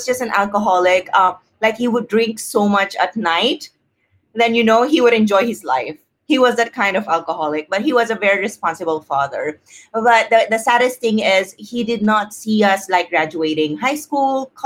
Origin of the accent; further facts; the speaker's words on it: Philippines; growing up in the Philippines